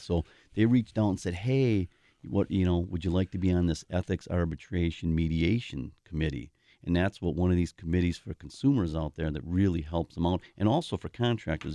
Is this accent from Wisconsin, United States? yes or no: yes; Milwaukee, Wisconsin, United States; I grew up in the South Side.